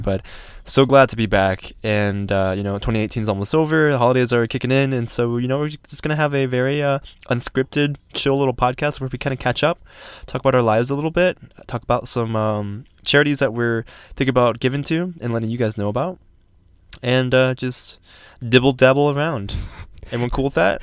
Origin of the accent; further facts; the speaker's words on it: Georgia, United States; now in Colorado, United States; it was nice to be back in my home state